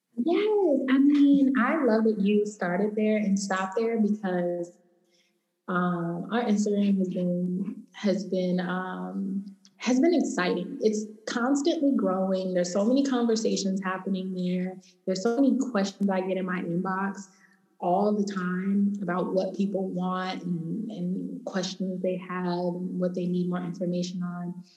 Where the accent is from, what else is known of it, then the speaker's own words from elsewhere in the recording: Los Angeles, California, United States; I'm from Los Angeles. I live here.